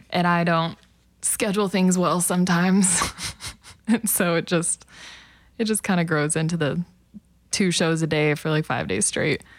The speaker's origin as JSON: {"language": "English", "town": "El Reno", "region": "Oklahoma", "country": "United States", "tie": "born or raised there", "also_born_or_lived": "Hinton, Oklahoma", "said": "I grew up in El Reno"}